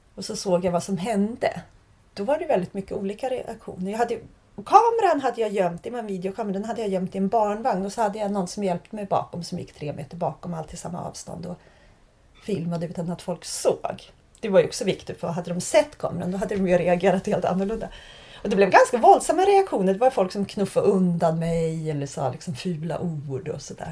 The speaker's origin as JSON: {"language": "Swedish", "country": "Sweden", "also_born_or_lived": "Prague", "moved": "as an adult", "said": "jag valde bort mitt hemland"}